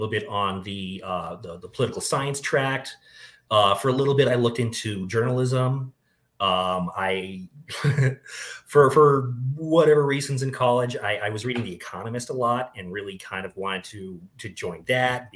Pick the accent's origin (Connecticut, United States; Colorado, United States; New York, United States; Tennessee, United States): Colorado, United States; Boulder; I was born in Boulder, Colorado, went to school here